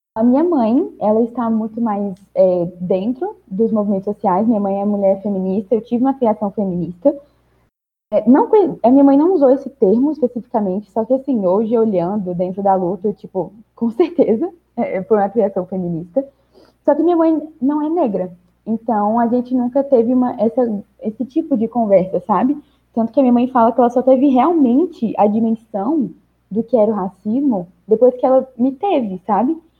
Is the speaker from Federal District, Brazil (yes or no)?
yes; Brasília, Federal District, Brazil; eu nasci e vivi aqui em Brasília